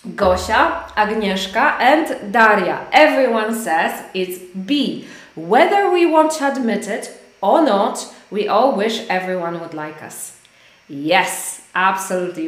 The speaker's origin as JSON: {"language": "English", "country": "Poland", "second_language": "English", "said": "I am from Poland, but we speak English"}